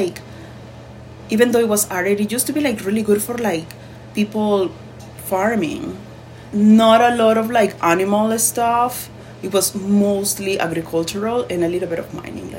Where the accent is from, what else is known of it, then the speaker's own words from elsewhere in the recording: Arequipa, Peru; moved away as an adult; now in Montana, United States; I'm from the south, from Arequipa